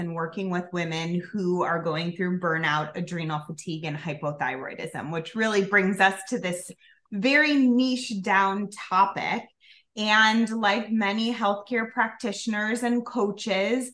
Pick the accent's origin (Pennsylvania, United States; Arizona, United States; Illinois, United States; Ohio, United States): Illinois, United States; Chicago; also born or lived in Colorado; I'm from Chicago, so this is my home base